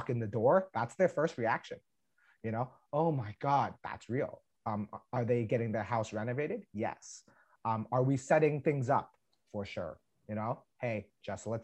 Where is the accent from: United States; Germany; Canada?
Canada; Canadians are just a little different in terms of our mannerisms